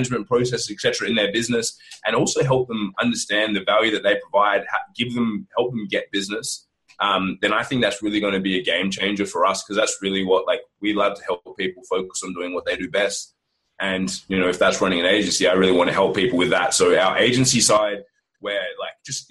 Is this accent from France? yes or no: no; Australia; we're Australian